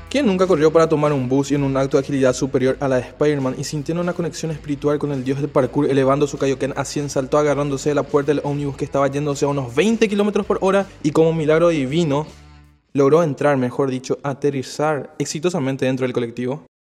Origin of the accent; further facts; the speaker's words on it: Paraguay; moved away as an adult; now in Asunción, Paraguay; soy del interior del país, de una ciudad muy pequeña, a unos 180 kilómetros de la capital